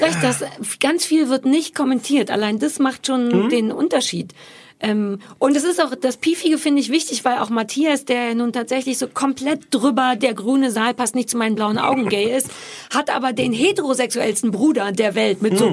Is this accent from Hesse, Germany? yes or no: no; Berlin, Germany; ich bin quasi in Berlin mit Mitte geboren